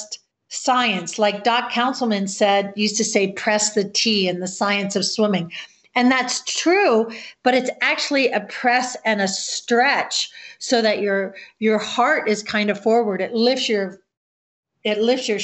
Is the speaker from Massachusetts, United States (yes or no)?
no; Florida, United States; moved away; also born or lived in Colorado; growing up in Florida